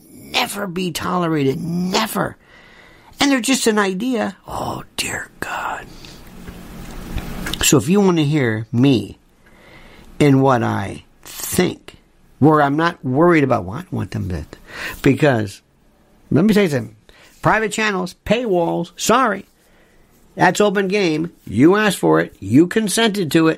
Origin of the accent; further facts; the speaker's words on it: Florida, United States; I'm from Florida